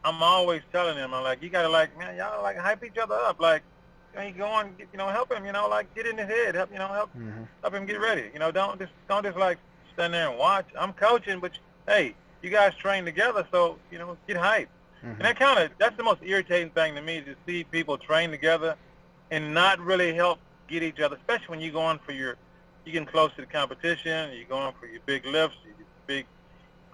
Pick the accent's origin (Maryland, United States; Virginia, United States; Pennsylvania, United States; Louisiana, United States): Virginia, United States; moved away; also born or lived in Texas / Georgia; I grew up in Virginia, but I never really trained in Virginia, except when I was younger